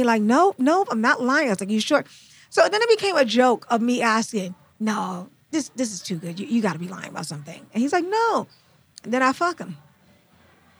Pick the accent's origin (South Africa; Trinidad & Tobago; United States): Trinidad & Tobago; I'm from Trinidad.